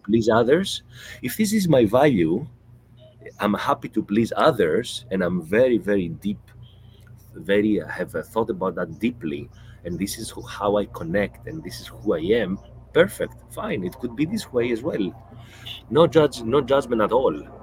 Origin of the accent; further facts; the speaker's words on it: Greece; now in Qatar; I grew up in Greece